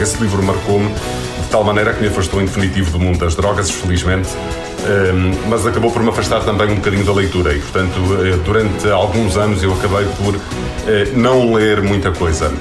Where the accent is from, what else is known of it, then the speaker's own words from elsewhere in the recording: Vizela, Norte, Portugal; sou de Vizela e andei a estudar na escola secundária de Vizela